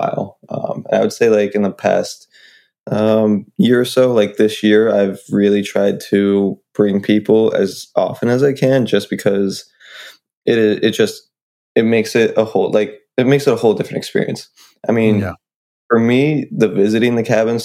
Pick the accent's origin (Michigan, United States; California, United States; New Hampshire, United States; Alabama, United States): New Hampshire, United States; I'm from New Hampshire